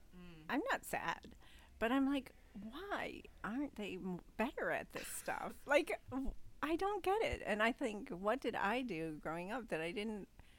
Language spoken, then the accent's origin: English; Liverpool, New York, United States; In Liverpool, New York.